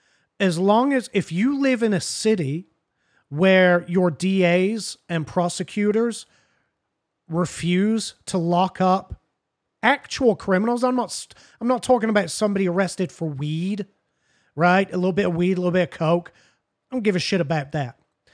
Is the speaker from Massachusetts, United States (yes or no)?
yes; Martha's Vineyard, Massachusetts, United States; Listen, I'm from Martha's Vineyard. What can I say?